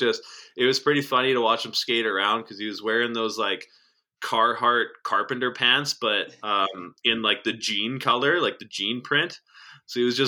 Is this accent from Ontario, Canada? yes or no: no; the Kootenays, British Columbia, Canada; now in Calgary, Canada; when we used to have parties down at the Glade Beach